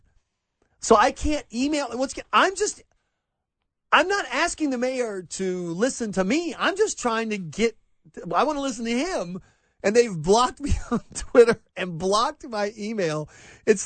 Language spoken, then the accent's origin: English; South Carolina, United States; now in Atlanta, United States; I grew up in South Carolina